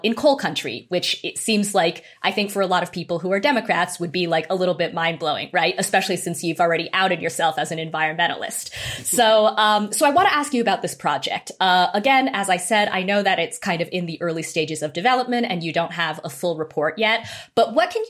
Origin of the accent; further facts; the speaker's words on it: Idaho, United States; I'm from Idaho